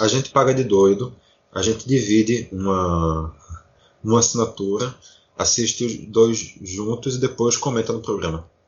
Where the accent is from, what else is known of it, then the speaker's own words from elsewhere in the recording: Recife, Pernambuco, Brazil; eu sou nascido no Nordeste, nasci aqui no Recife. Eu vivi a minha vida inteira morando aqui na região metropolitana